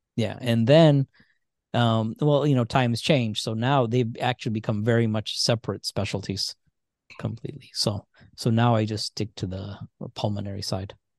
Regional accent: Indiana, United States; also born or lived in Michigan; We grew up in Indiana mostly

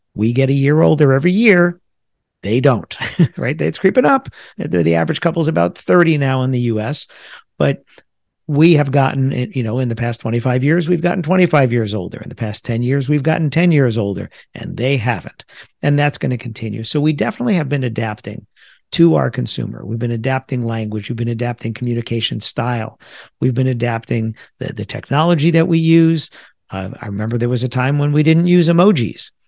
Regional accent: United States; also born or lived in New Jersey; I grew up in the New York area. I live in the New York area. I live in New Jersey

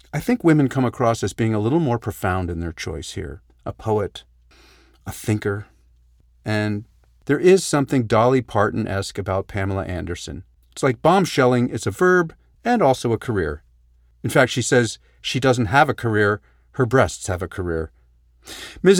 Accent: Canada; We're in Canada, we're a polite people.

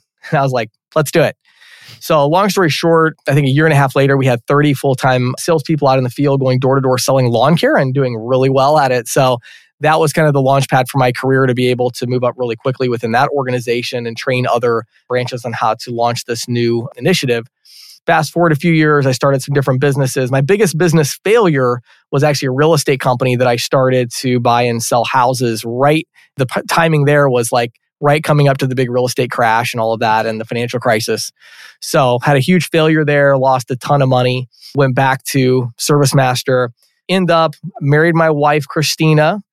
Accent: Chicago, Illinois, United States; I grew up out near Chicago in the, in the suburbs there

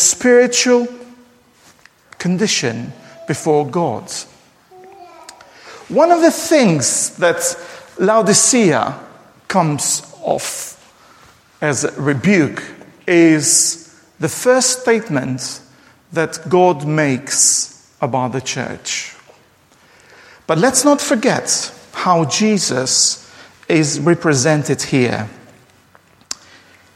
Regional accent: Durrës, Durrës County, Albania; Durrës, my hometown, which is central in Albania

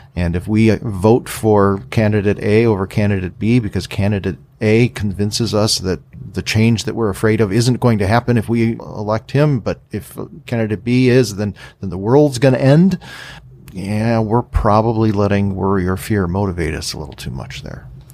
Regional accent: United States; us as American Christians

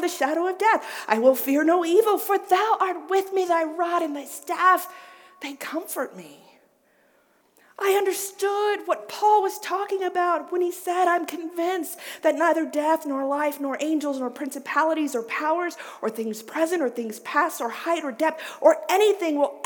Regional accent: the South, United States; I grew up in the South.

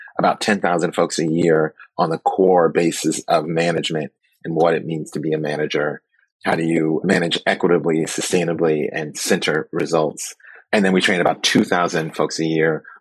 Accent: Oakland, California, United States; born and raised in Oakland, and I came up during the height of the drug war.

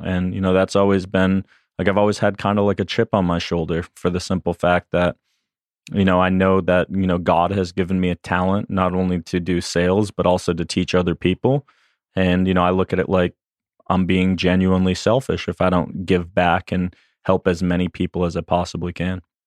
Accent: Boston, Massachusetts, United States; moved away as an adult; I'm originally from Boston, Massachusetts

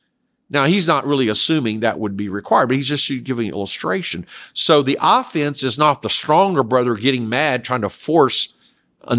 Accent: South Korea; I grew up in Korea where it was acceptable to eat dog meat, especially in the summer.

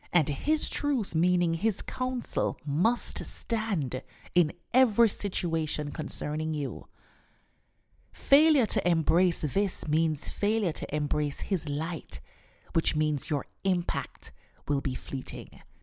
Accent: Jamaica; Growing up in Jamaica

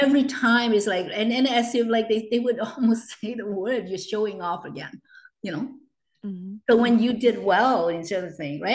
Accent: Hong Kong; now in Canada; I was born and raised in Hong Kong, and I came to Canada in 1980.

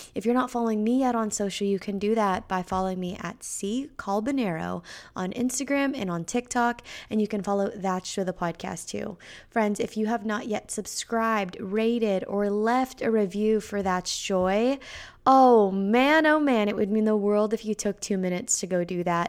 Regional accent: Bay Area, California, United States; now in Nashville, United States; I'm from the Bay Area in California

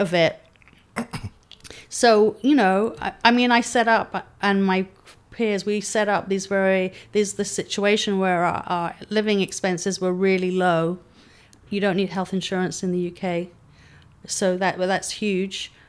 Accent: London, United Kingdom; moved away as an adult; now in San Diego, United States; I was brought up in London

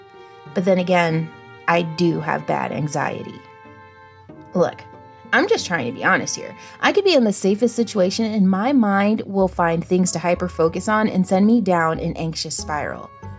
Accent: Salem, Virginia, United States; I know my hometown, Salem, Virginia, like the back of my hand. I have been pushed around in a stroller here, took my first steps here, rode my first bike here.

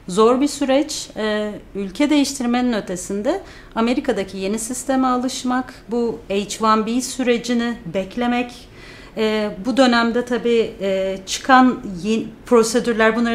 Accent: İzmir, Turkey; moved away as an adult; now in United States; İzmirliyim. Ee, çok uzun, aslında 8 seneyi doldurmuş bile olduk.

